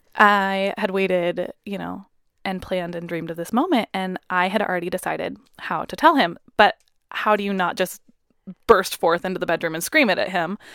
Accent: Puyallup, Washington, United States; we're from Puyallup

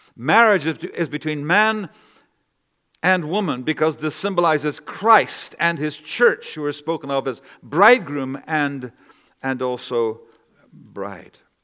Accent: Canada; I'm a Canadian myself

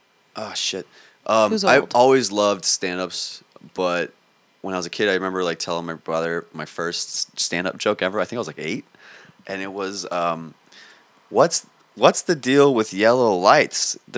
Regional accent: Queens, New York, United States; also born or lived in Long Island; I was born in Queens. Then nice. My parents got money after 25 years of saving money. We used to live in a one bedroom in Queens, and then we one day just moved to a house in Long Island

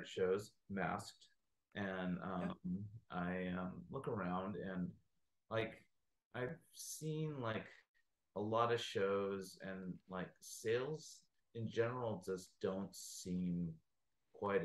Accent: United States; me being Chinese American

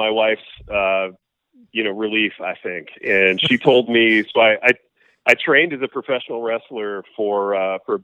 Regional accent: Indiana, United States; moved away; also born or lived in Michigan; I actually grew up in Indiana and then later moved to Michigan

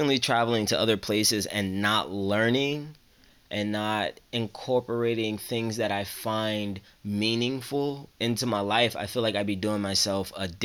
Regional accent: New Jersey, United States; I'm from New Jersey, so I'm used to snow.

